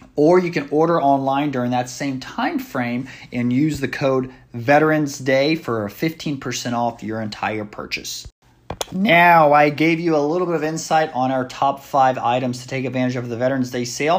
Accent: United States; it is something we go through as Americans every four years

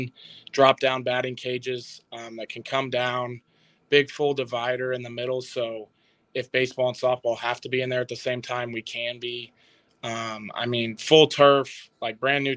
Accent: Lincoln, Missouri, United States; I came from Lincoln, Missouri

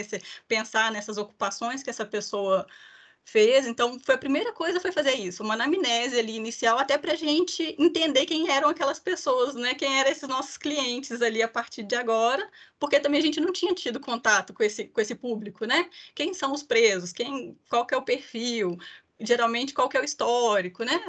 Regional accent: Ipatinga, Minas Gerais, Brazil; eu sou mineira de Patinga

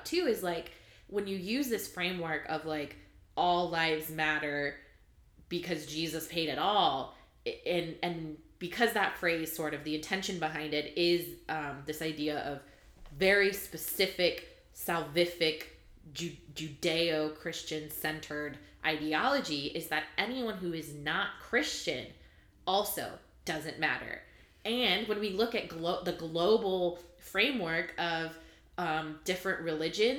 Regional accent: California, United States; I grew up in California

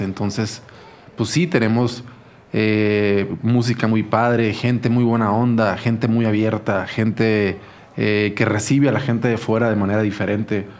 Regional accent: Culiacán, Sinaloa, Mexico; moved away as an adult; now in Mexico City, Mexico; mi ciudad es una ciudad bellísima

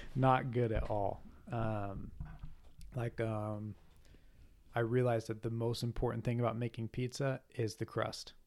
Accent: United States; I'm American.

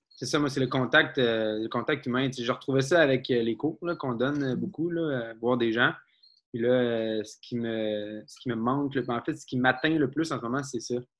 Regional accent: Abitibi, northern Quebec, Canada; moved away; je viens de la dans le nord du Québec

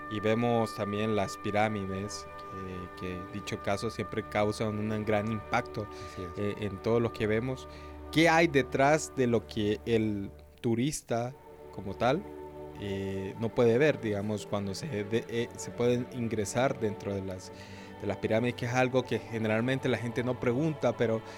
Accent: Honduras; como hondureños

